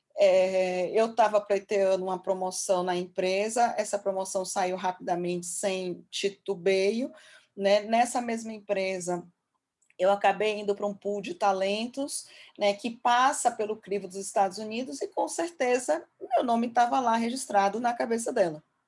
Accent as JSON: {"language": "Portuguese", "country": "Brazil", "said": "falando como brasileira"}